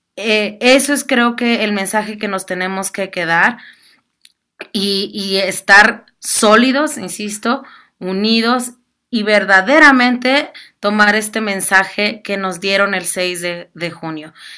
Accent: Mexico; sentirnos de alguna manera como mexicanas y mexicanos

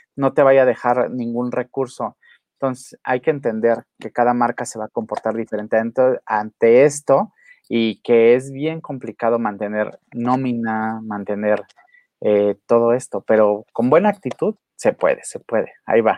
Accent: Acapulco, Guerrero, Mexico; mi pueblo querido

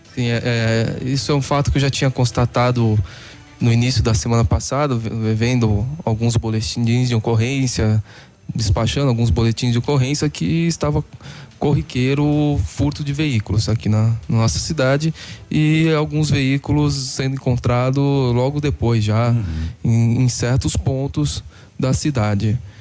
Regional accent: Santos, São Paulo, Brazil; moved away as an adult; also born or lived in Curitiba; now in Paraná, Brazil; sou de Santos

